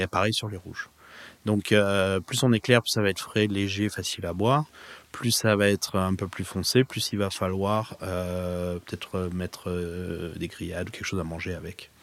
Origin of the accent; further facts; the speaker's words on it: Provence-Alpes-Côte d'Azur, France; moved away as an adult; now in Napa Valley, United States; J'ai grandi en Provence